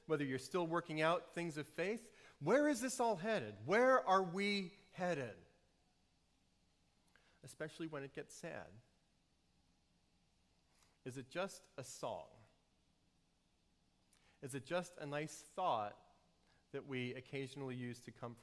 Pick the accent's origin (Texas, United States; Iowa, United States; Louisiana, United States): Louisiana, United States; New Orleans; I grew up in New Orleans before cars were nice